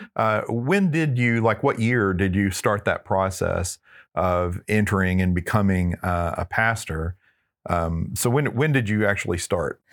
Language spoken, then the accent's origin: English; Texarkana, Texas, United States; I grew up in Northeast Texas in Texarkana